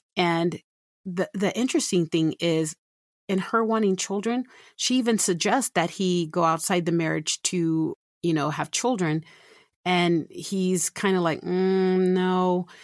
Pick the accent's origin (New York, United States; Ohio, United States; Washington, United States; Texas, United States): Texas, United States; San Antonio; now in Utah, United States; I'm originally from San Antonio, Texas, and I've been in Utah since nineteen ninety-seven